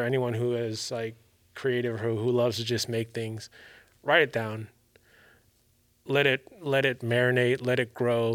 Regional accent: Maryland, United States; now in California, United States; I'm from Maryland

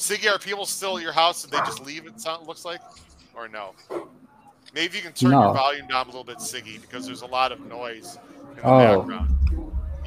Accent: Illinois, United States; We're both from Illinois

